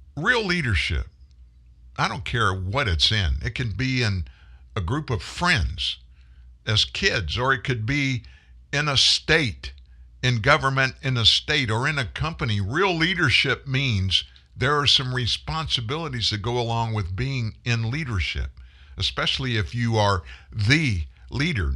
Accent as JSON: {"language": "English", "country": "United States", "said": "I'm an American man."}